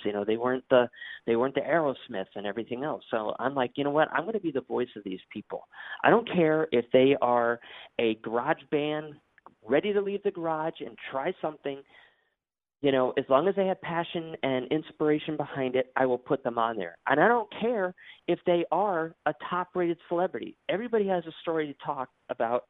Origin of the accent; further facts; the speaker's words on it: Bristol, Connecticut, United States; now in Florida, United States; I was born and raised in Bristol, Connecticut